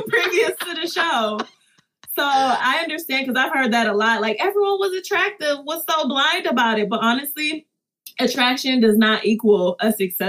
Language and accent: English; Detroit, Michigan, United States; I'm a city girl. I'm from Detroit, you know.